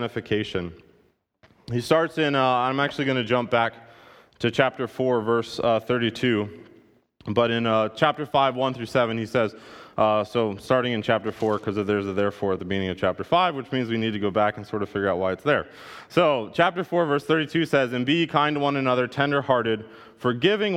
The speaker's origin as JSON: {"language": "English", "country": "United States", "said": "I stand out as an American"}